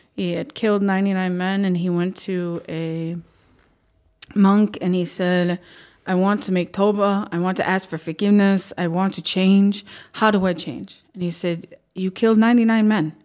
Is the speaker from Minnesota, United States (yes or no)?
yes; Minnesota, United States; We're Minnesotan